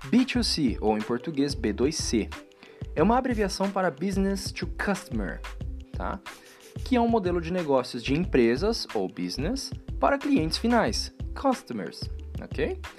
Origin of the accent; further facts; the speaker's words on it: Brazil; Pô, nós somos brasileiros.